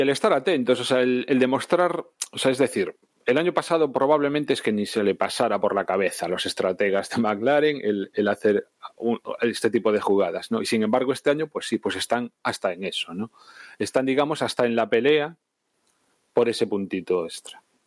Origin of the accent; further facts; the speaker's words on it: Spain; España somos primos hermanos